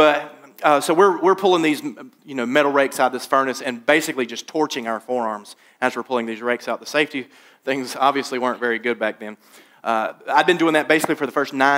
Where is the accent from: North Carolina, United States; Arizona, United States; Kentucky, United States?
North Carolina, United States; Laurinburg; my dad got me a job working at a glass factory in my hometown of Laurinburg, North Carolina.